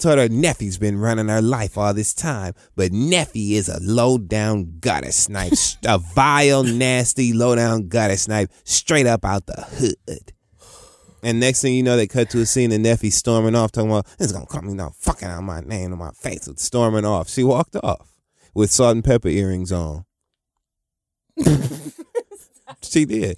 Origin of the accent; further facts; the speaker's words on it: Michigan, United States; moved away as an adult; now in New York, United States; I'm from Michigan, so it's not a very, you know, walkable place.